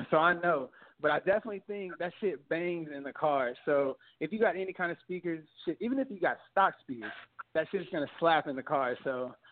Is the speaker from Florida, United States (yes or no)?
no; Houston, Texas, United States; now in Dallas, United States; I spent my first 20 years in Houston, and I moved to Dallas and went to college